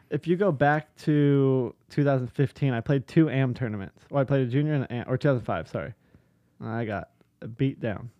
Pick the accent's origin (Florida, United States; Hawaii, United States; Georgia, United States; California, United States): California, United States; Huntington Beach; I grew up in Huntington Beach, which has been stated here a couple times, which is only an hour from where Inova is located